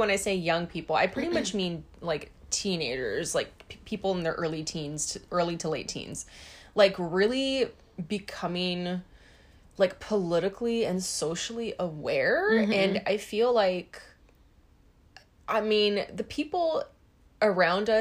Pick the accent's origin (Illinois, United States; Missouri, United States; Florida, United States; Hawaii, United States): Hawaii, United States; we grew up in Hawaii, so we are kind of like in this insular bubble.